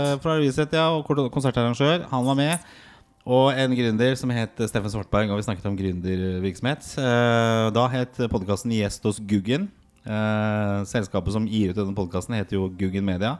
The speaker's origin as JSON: {"language": "Norwegian", "region": "Oslo", "country": "Norway", "tie": "born or raised there", "said": "jeg vokste opp på Torshov"}